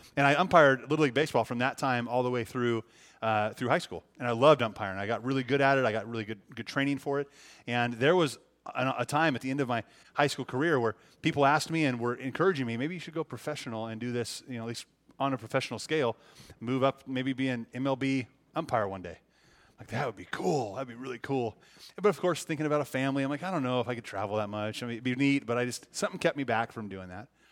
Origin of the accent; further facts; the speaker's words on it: Libby, Montana, United States; moved away as an adult; now in Mount Shasta, United States; it's Montana, it's my, my home